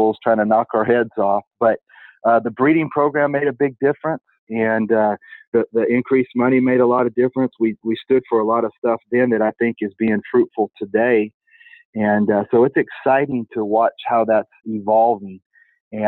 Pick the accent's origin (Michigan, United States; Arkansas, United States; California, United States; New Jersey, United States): California, United States; Turlock; also born or lived in Visalia, California; I actually grew up in a sale barn in Turlock, California. I was born in Visalia, California in 1969